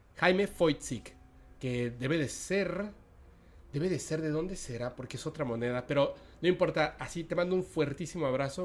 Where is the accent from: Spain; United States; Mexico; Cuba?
Mexico; also born or lived in Mérida, Yucatán; yo soy mexicano y de hecho estamos en una parte como ni siquiera en la parte central de México